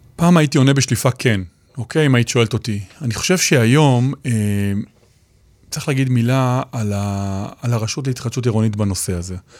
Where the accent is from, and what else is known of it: Israel